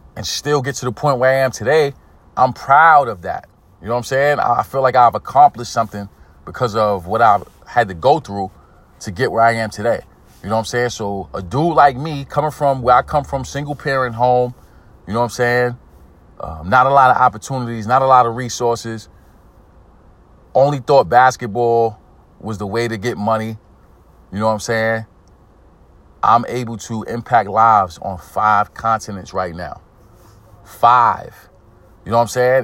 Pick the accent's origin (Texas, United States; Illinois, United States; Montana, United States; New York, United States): New York, United States; New York City; I'm from Brooklyn, New York. I'm from East New York. Inner city community